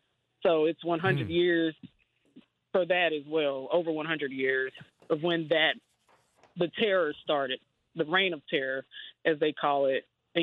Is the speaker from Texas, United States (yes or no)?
no; Oklahoma City, Oklahoma, United States; I'm from Oklahoma City